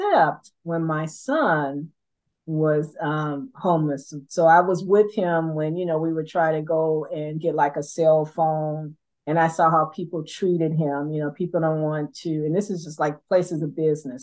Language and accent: English; Los Angeles, California, United States; I am from South Central LA, so I'm from the hood